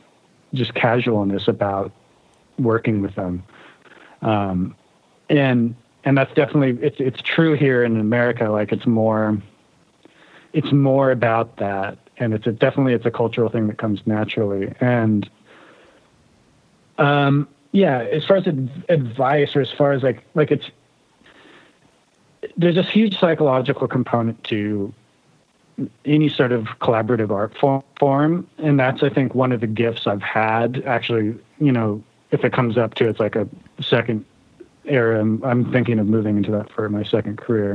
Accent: United States; also born or lived in Germany; now in Seattle, United States; it's interesting being an American living abroad

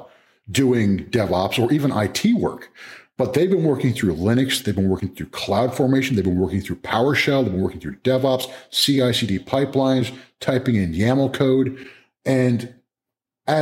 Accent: New Jersey, United States; moved away as an adult; also born or lived in California / Louisiana / Maryland; now in Chapel Hill, United States; I'm a Jersey guy originally, man. I'm a Northeast guy. I mean, born in California, raised in Jersey

